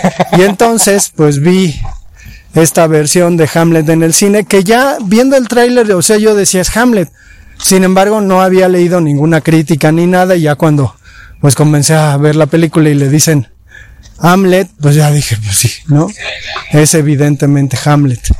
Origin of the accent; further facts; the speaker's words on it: Mexico; como mexicanos nos acercamos al mundo indígena